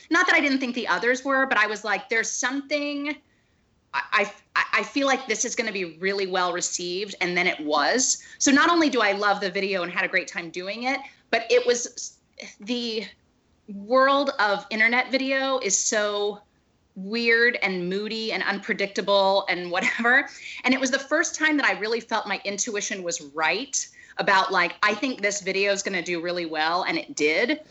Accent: Dallas, Texas, United States; also born or lived in Chicago; now in Los Angeles, United States; I live in Los Angeles. I grew up in Dallas

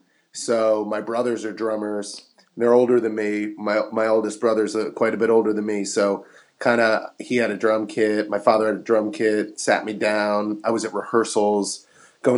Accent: Metuchen, New Jersey, United States; That's right. Tiny little town called Metuchen, New Jersey. It's inside of another larger town called Edison, but it's a little borough.

